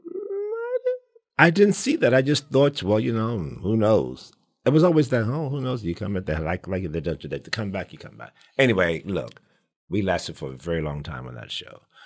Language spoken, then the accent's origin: English; New York City, New York, United States; I grew up in the South Bronx